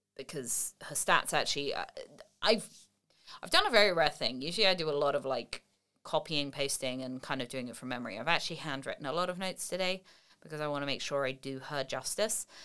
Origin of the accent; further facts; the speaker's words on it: England, United Kingdom; moved away as an adult; now in United States; I'm English, but I've lived in the States for twelve or thirteen years now